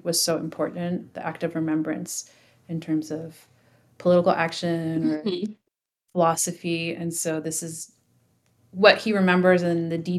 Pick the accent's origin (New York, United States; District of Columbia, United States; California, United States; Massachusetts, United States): California, United States; San Jose; I grew up in San Jose